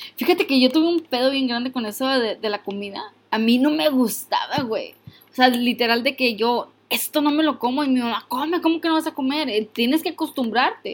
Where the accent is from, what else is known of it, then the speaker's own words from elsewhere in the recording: Mexico; now in United States; Yo soy mexicana.